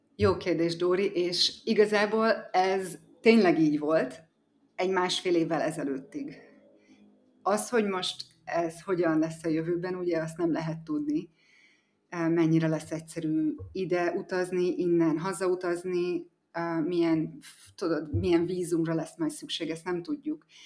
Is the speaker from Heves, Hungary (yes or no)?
yes; Eger, Heves, Hungary; moved away as an adult; also born or lived in Szombathely, Hungary / United States; now in Bali, Indonesia; Egerben születtem, és a szüleim mind a ketten kápolnaiak, az egy Eger közeli falu